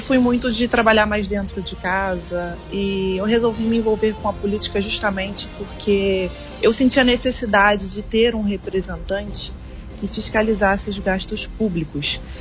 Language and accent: Portuguese; Angra dos Reis, Rio de Janeiro, Brazil; also born or lived in Ilha Grande; Sou nascida e criada aqui na cidade de Angra dos Reis.